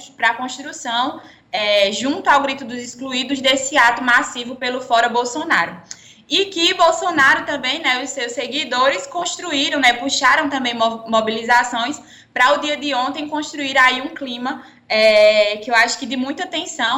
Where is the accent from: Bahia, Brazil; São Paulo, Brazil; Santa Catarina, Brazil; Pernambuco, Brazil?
Pernambuco, Brazil; moved away as an adult; now in Campina Grande, Brazil; eu não sou paraibana, sou pernambucana, é, vim morar aqui na, em Campina Grande para cursar arquitetura e urbanismo na UFCG